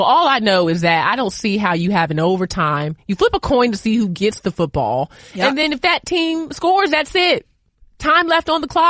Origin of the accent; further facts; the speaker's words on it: Boston, Massachusetts, United States; now in Atlanta, United States; I'm originally from Boston, Massachusetts. Okay, I was born there at Brigham and Women's Hospital, and I'm one of 16 children.